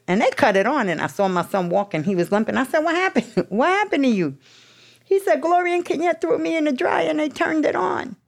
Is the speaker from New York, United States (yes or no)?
yes; New York City, New York, United States; I'm from the projects. I was from Baisley, Baisley, Southside, Jamaica